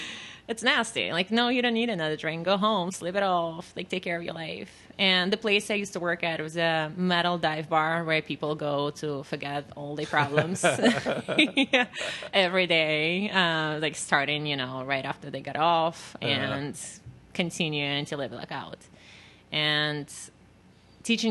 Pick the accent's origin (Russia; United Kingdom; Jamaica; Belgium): Russia; first language Russian; English is a second language; now in New York, United States; I barely speak Russian. I mean, I can speak it. It's my native language